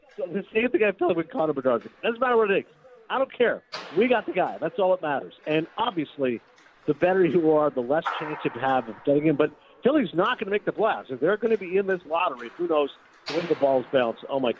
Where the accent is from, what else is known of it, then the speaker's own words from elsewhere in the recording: Canada; growing up in Canada.